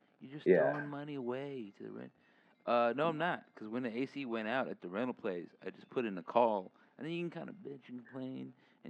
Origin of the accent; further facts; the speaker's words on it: Texas, United States; I'm from Texas